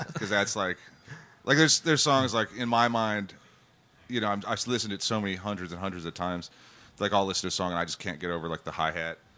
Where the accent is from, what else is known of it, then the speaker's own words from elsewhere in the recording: Shreveport, Louisiana, United States; born there; I was born in Shreveport, and, in Louisiana, and uh, my mom and papa lived like right on the Texas Louisiana line.